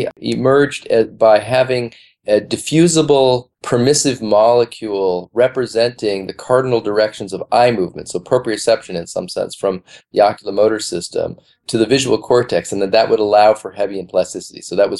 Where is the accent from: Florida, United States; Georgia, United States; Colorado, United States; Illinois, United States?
Illinois, United States; Chicago; moved away as an adult; now in New York, United States; I'm from Chicago because middle school, high school, and where my folks are, Chicago.